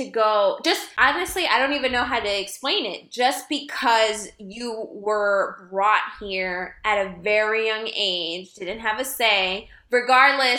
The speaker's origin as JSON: {"language": "English", "country": "United States", "tie": "born or raised there", "said": "I was born here, you know, and I've lived here"}